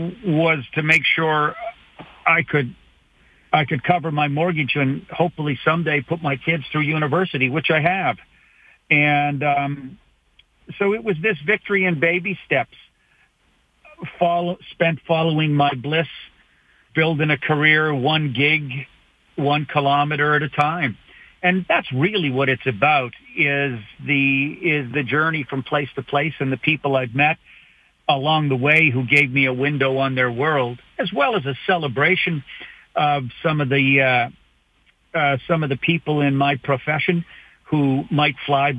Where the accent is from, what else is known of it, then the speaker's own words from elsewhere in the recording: Canada; as a Canadian comedian